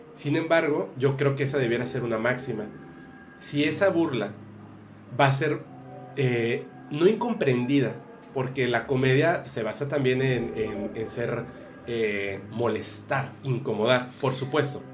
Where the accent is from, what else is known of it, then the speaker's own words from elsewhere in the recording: Mexico; yo me burlo de la muerte como mexicano